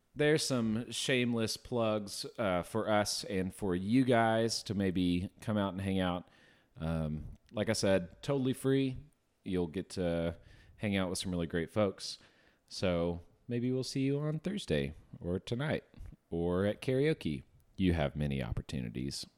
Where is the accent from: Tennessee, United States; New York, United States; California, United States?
Tennessee, United States; Memphis; now in Northwest Arkansas, United States; growing up in Memphis, we'd always go see the Redbirds